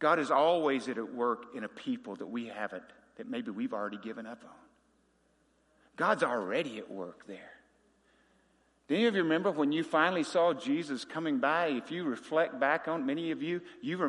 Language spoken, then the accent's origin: English; Wickes, Arkansas, United States; growing up in Polk County, Arkansas